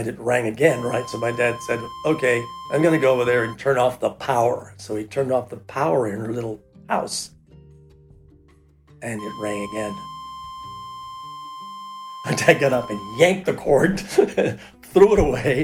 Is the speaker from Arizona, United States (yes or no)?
yes; Tucson, Arizona, United States; now in Toronto, Canada; I was born in 1947 in Tucson, Arizona